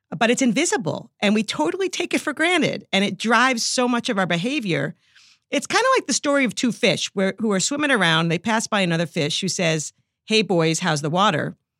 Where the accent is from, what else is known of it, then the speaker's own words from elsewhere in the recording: New York, United States; accent: New York; I'm a New Yorker